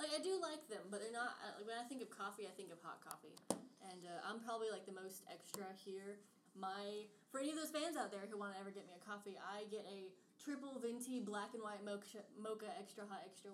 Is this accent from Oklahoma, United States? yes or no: no; Carrollton, Georgia, United States; I'm a townie